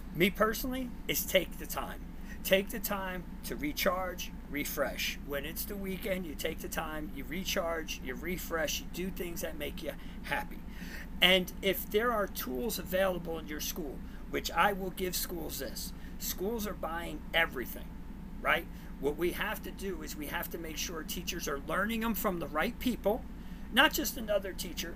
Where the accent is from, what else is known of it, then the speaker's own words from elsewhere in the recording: New Jersey, United States; now in Texas, United States; I'm originally from Jersey, so you'll see the chain and my, my you know accent